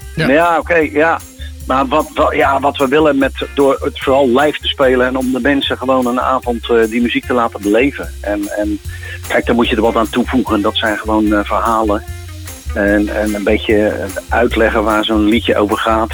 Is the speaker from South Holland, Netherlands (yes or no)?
yes; Westland, South Holland, Netherlands; moved away; En ik kom uit het Westland. Ik moest daar uren tomaten voor plukken